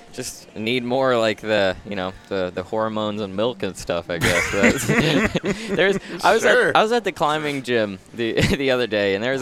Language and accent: English; Southern Ohio, United States; I grew up in Southern Ohio, this really small farm town